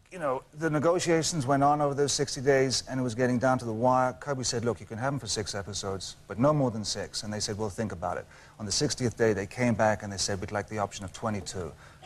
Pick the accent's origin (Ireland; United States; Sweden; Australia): Ireland; County Meath, Leinster; moved away; also born or lived in South London; I grew up in Ireland. I grew up in a small country town in Southern Ireland, County Meath.